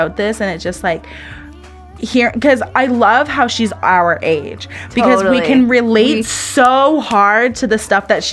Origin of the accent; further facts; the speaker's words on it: San Francisco, California, United States; I grew up in San Francisco